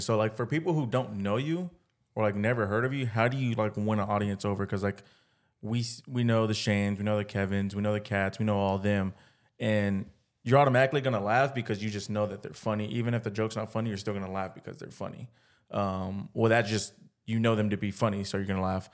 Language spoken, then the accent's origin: English; Pflugerville, Texas, United States; we're from, like, Pflugerville